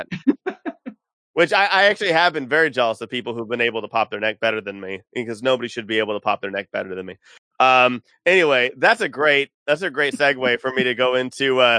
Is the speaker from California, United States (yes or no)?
yes; California, United States; We're all from California.